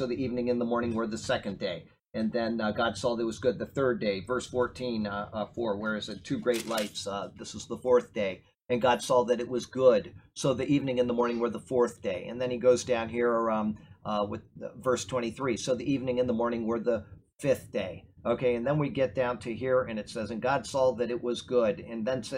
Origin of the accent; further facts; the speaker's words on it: Sarasota, Florida, United States; I was brought up here in Sarasota, Florida. I went to Riverview High School.